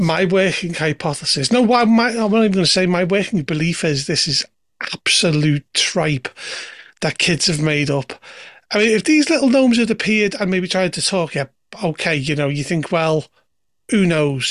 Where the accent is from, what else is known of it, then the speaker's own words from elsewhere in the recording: Liverpool, North West England, United Kingdom; I come from Liverpool